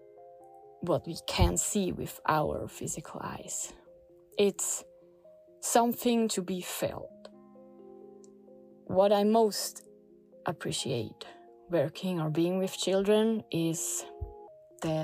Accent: Switzerland; now in Portugal; I grew up in Switzerland

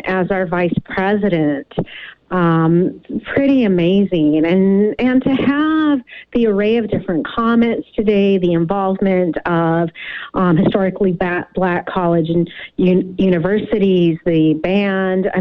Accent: United States; now in Victoria, Canada; I'm an American. I became a Canadian citizen 3 years ago, so I'm what many refer to as a dual citizen.

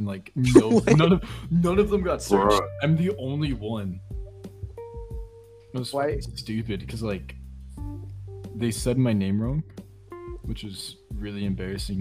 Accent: Arlington, Texas, United States; you're from an area that's considered ghetto in a way

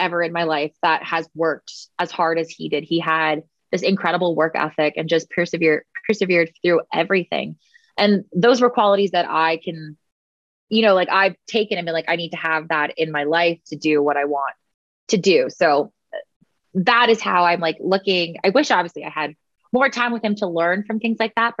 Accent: Oakville, Ontario, Canada; also born or lived in Washago, Ontario; I'm originally from Oakville, Ontario. So just like an hour outside of Toronto, and born and raised there

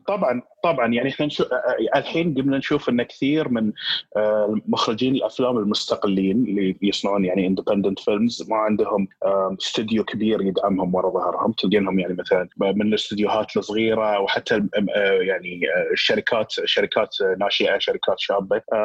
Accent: Qatar; عندنا في قطر

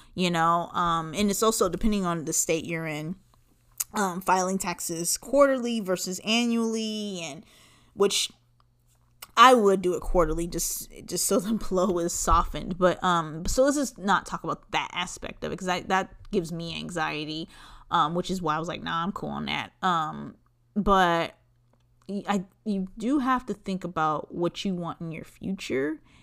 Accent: Los Angeles, California, United States; I'm from Los Angeles, and I would go downtown

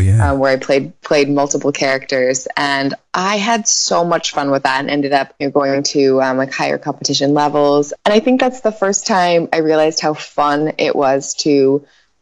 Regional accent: Northern California, United States; I was born in Northern California in a very small town

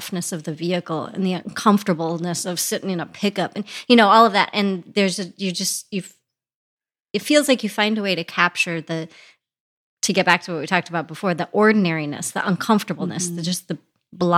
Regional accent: Custer State Park, South Dakota, United States; I grew up in Custer State Park.

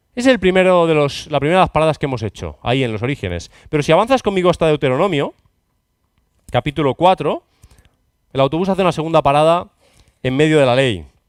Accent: Catalonia, Spain; Cataluña, bueno, mi tierra

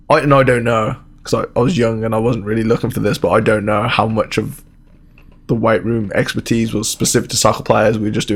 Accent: England, United Kingdom; moved away; I grew up in England

